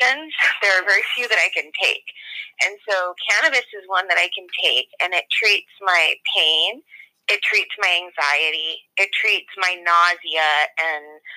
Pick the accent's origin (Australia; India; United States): United States; San Francisco, California; I grew up in San Francisco in the 80s.